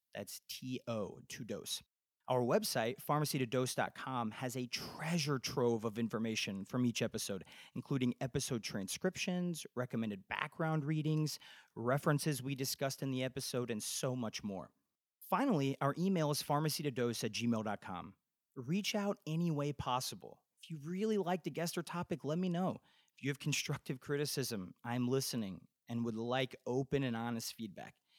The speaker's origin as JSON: {"language": "English", "town": "Indianapolis", "region": "Indiana", "country": "United States", "tie": "born or raised there", "also_born_or_lived": "Nashville, Tennessee / Atlanta, Georgia", "moved": "as an adult", "lives_now": "Bethesda, Maryland, United States", "said": "I grew up in Indianapolis, Indiana, and went to Butler University for my pharmacy degree"}